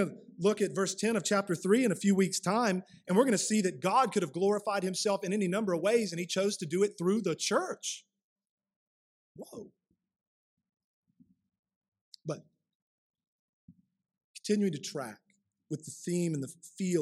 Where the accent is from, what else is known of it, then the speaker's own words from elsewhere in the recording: United States; we as modern American Christians